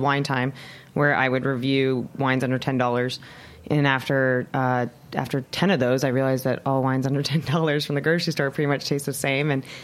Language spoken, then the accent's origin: English; Southern California, United States; now in Los Angeles, United States; I'm from Southern California